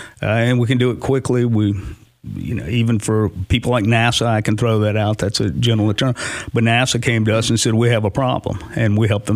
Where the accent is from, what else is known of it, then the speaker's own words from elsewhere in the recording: Nashville, Tennessee, United States; now in Clarksville, United States; I'm from Nashville